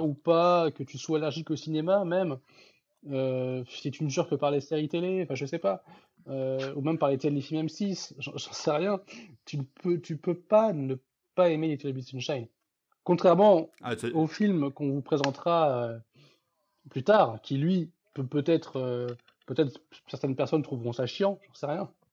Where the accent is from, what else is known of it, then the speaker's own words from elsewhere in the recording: France; en tant que Français